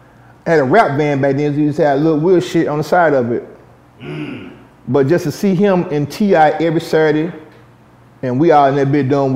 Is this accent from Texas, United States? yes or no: yes; Dallas, Texas, United States; I'm from the South Dallas, Oak Cliff area, but I resided in the North